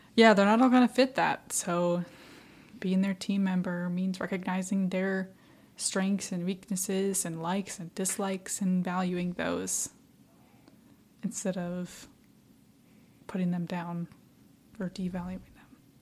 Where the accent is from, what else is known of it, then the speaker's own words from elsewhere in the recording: Midwest, United States; now in Florida, United States; I'm from the Midwest